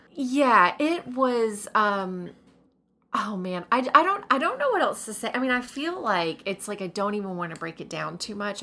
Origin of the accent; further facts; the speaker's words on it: the South, United States; was born and raised in the South